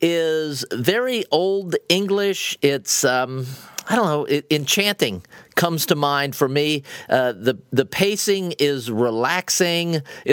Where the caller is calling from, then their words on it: Naples, Florida, United States; I'm calling you from Naples, Florida.